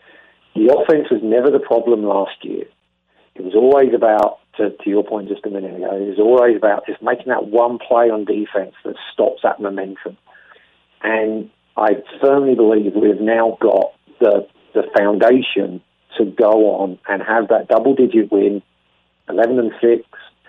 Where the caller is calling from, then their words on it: Australia; obviously I'm talking from Australia